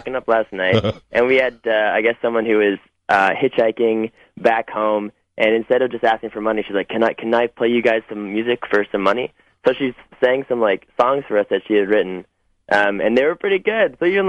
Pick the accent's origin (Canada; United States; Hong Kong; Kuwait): Canada; Toronto, Ontario; We're from Toronto.